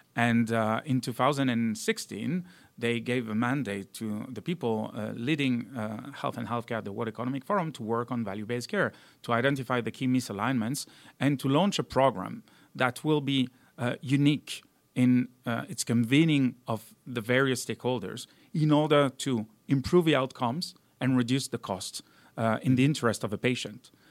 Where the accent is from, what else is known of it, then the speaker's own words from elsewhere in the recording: south of France near Avignon, Provence-Alpes-Côte d'Azur, France; moved away as an adult; also born or lived in Valence, France / Marseille, France / Cincinnati, United States; I was born in Valence, which is more or less in the middle of France, but, uh, really grew up in the south of France near Avignon.